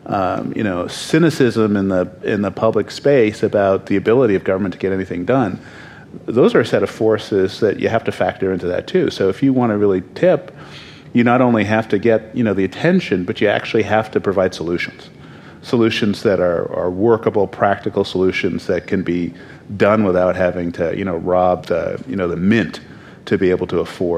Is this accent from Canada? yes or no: yes; Canada; I'm Canadian, so don't ask me.